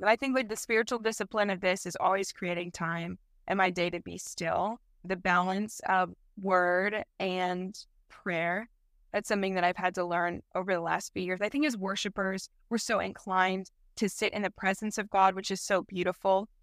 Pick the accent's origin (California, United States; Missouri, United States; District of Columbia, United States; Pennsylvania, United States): Missouri, United States; St. Louis; I grew up in St. Louis, uh, Missouri, so Midwest gal